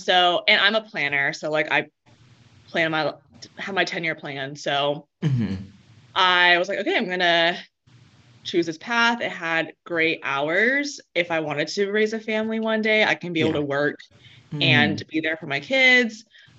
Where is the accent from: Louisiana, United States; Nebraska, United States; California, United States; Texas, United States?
Texas, United States; moved away as an adult; now in San Clemente, United States; I'm from Texas.